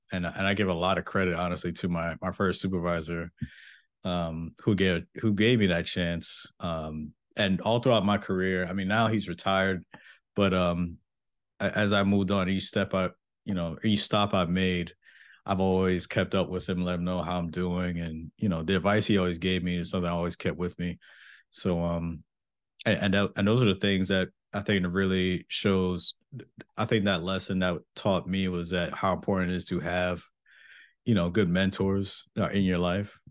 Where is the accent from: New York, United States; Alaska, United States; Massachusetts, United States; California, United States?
New York, United States; Mount Vernon; moved away as an adult; I am from Mount Vernon, New York